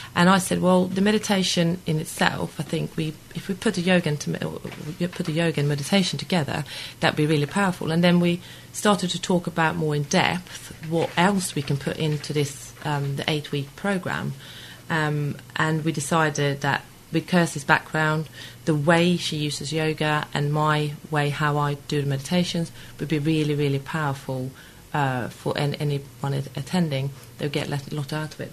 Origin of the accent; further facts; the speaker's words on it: Sweden; moved away as an adult; now in Weybridge, United Kingdom; But I'm originally from Sweden, and uh, I came here in '98.